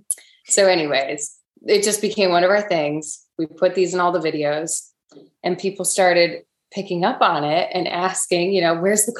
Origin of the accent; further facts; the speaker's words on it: Rochester, New York, United States; So we had the Rochester Lilac Festival, which is pretty big in Rochester, New York. And it's really cool because it's something that growing up here, everybody goes